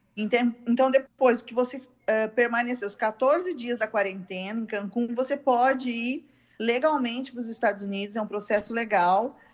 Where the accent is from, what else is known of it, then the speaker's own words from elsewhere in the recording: Brazil; somos brasileiros